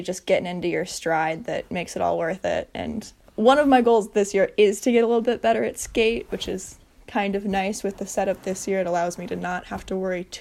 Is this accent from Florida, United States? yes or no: no; Bayfield, Wisconsin, United States; now in Duluth, United States; I grew up born and raised from Bayfield, Wisconsin. So about as north as you can get in the state of Wisconsin, right next to Lake Superior.